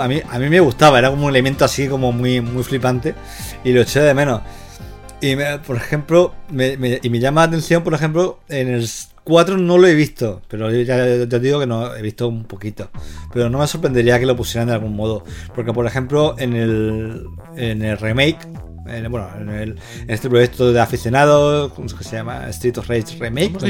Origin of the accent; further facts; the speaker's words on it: Levante, Spain; yo crecí en el Levante